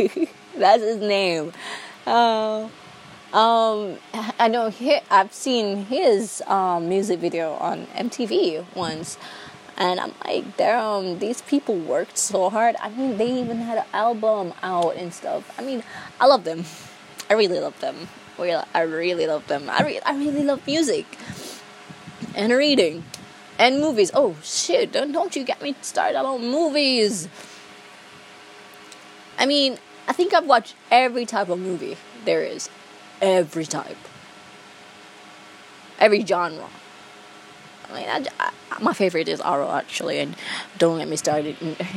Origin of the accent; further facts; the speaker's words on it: Jamaica; accent: Jamaican; I'm a Jamaican. my accent would be really, really easy to catch. Maybe it would be, because, like, Jamaicans don't believe I'm Jamaican.